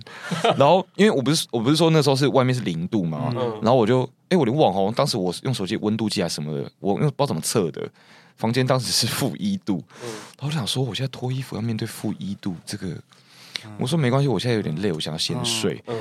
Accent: Taiwan; 我没有，我当时真的没有办法洗澡，因为我一个台湾人，然后我没有来过这么冷，我真的要。

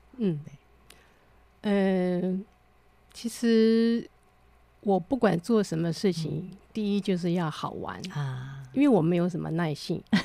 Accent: Taiwan; accent: Taiwanese Mandarin (台湾国语); 我是有点台湾国语

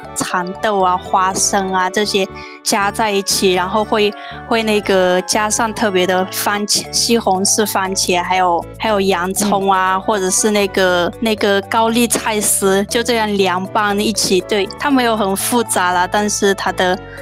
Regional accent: Myanmar; now in Taiwan; 那个我是从缅甸来的

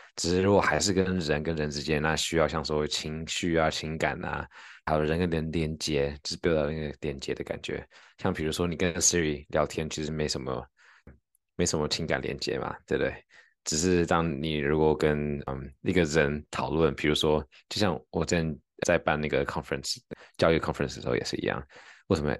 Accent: Taiwan; accent: Taiwanese accent (in English); 我有那个英文有台湾腔

